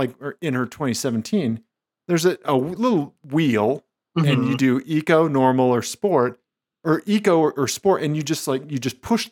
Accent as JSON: {"language": "English", "region": "Missouri", "country": "United States", "moved": "yes", "said": "I'm from Missouri. It's the show me state."}